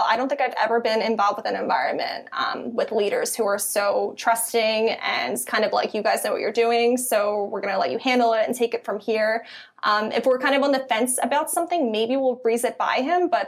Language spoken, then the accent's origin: English; Philadelphia, Pennsylvania, United States; accent: Philly; it might be my Philly accent.